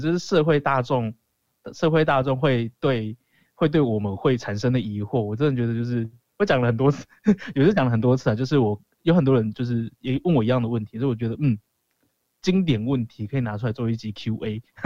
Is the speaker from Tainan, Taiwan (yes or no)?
no; Kaohsiung, Taiwan; 我是高雄人